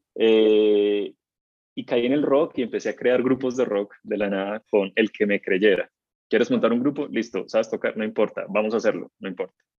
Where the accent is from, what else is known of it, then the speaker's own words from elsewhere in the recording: Cali, Valle del Cauca, Colombia; yo nací en Cali, en el Valle del Cauca, en Colombia